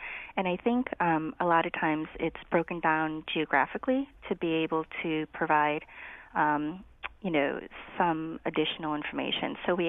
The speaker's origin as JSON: {"language": "English", "country": "Laos", "lives_now": "United States", "said": "So I am a refugee from Laos. I consider myself Chinese Lao American. We were very fortunate to be able to come to the United States because we had sponsorship from a church in Wallingford."}